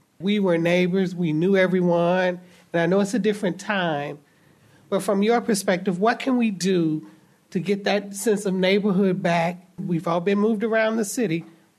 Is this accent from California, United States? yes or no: no; St. Louis, Missouri, United States; And I grew up in Laclede Town, so I went through the transition from Laclede Town.